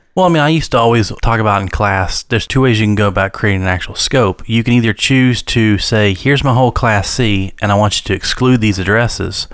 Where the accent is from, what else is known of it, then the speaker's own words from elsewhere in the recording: United States; I grew up in Wayne County